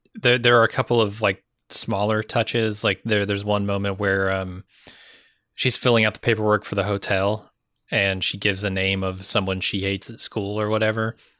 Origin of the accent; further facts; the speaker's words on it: United States; as an American